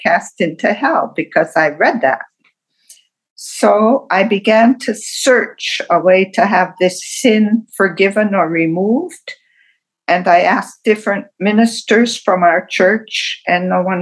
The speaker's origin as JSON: {"language": "English", "region": "Wisconsin", "country": "United States", "tie": "born or raised there", "said": "I was born in Wisconsin, the middle child of five"}